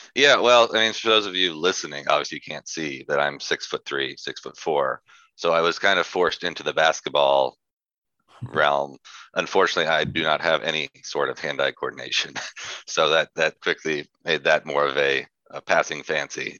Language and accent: English; San Antonio, Texas, United States; moved away as an adult; also born or lived in Lubbock, Texas / Dallas, Texas / Fort Worth, Texas; now in Austin, United States; I was born in San Antonio, Texas